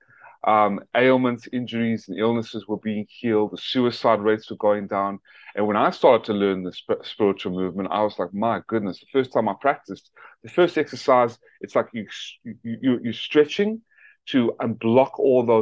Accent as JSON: {"language": "English", "country": "South Africa", "tie": "born or raised there", "also_born_or_lived": "Atlanta, Georgia", "moved": "yes", "lives_now": "United States", "said": "I was born in my native country of South Africa"}